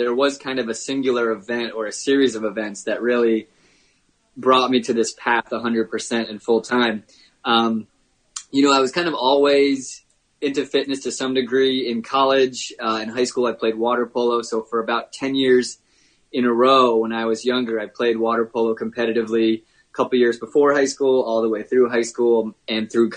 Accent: Connecticut, United States; now in Vermont, United States; I was born in Connecticut, raised down there

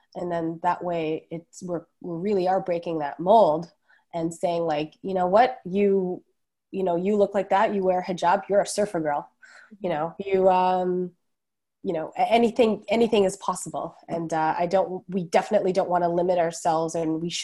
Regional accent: Toronto, Ontario, Canada; I grew up in Etobicoke in Toronto

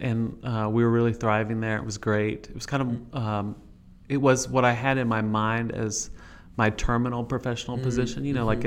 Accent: San Antonio, Texas, United States; moved away as an adult; also born or lived in Fort Worth, Texas; now in Jackson, United States; I was born in San Antonio, born and raised in San Antonio, Texas. Did my undergraduate work at Baylor.

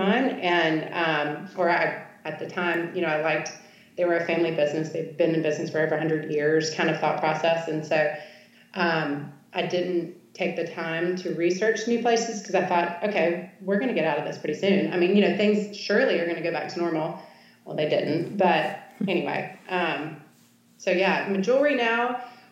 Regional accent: Charlotte, North Carolina, United States; also born or lived in Oxford, Mississippi / New York; now in Shreveport, United States; I grew up in Charlotte, North Carolina, and then by way of Oxford, Mississippi, and New York. Now I've ended up in Shreveport, Louisiana

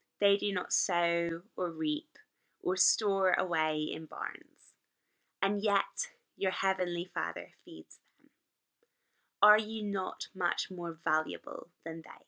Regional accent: Northern Ireland, United Kingdom; accent: Northern Irish; my Northern Irish accent

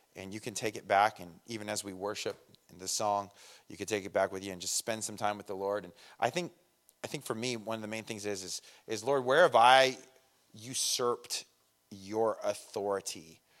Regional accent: Redlands, California, United States; we're both from Redlands

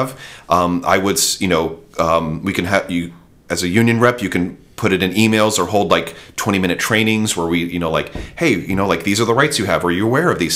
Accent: United States; as an American

